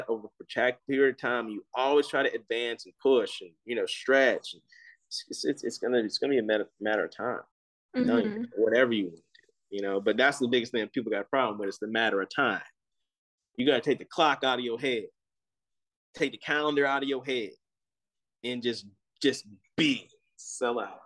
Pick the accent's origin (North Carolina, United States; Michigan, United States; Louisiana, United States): Louisiana, United States; Gonzales; moved away as an adult; now in Austin, United States; my hometown of Gonzales, Louisiana